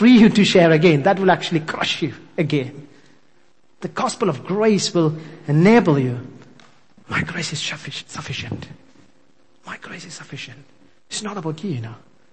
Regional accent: India; English is a second language; I'm an Indian, still struggling with English

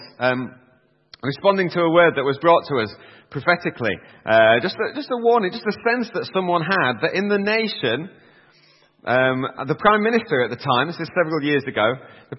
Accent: Yorkshire and the Humber, United Kingdom; I'm a Yorkshireman myself

